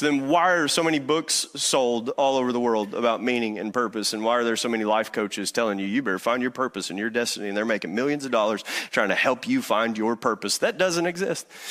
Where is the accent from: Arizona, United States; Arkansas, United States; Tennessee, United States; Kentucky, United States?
Kentucky, United States; Eastern; moved away; I'm from Eastern Kentucky